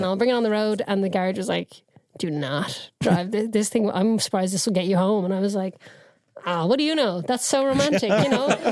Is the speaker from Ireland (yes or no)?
yes; Bray, Leinster, Ireland; I was commuting from Bray into Thomas Street in Dublin